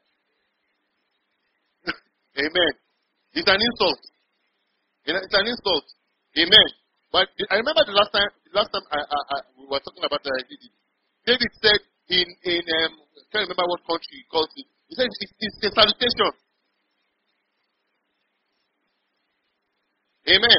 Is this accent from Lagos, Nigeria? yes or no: no; Kaduna, Kaduna State, Nigeria; moved away as an adult; also born or lived in Kebbi State; now in Port Harcourt, Nigeria; I was born and raised in Kaduna